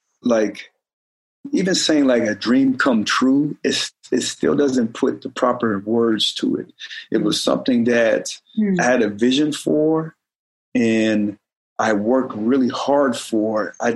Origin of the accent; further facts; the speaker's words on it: Oklahoma, United States; also born or lived in Detroit / Germany / Colorado Springs; Sure, we was all over. I was born in Detroit, Michigan. Ended up moving to Oklahoma. And I was 5 or 6 years old when we moved there. And then from there, we moved to Germany.